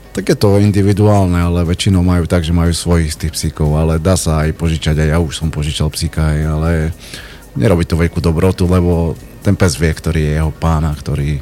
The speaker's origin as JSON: {"language": "Slovak", "region": "eastern Slovakia", "country": "Slovakia", "said": "u nás na východe"}